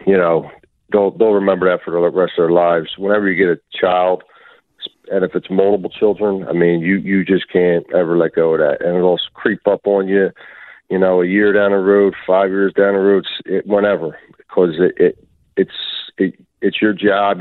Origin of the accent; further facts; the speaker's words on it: Philadelphia, Pennsylvania, United States; I grew up in Kensington and and and down in um Juniata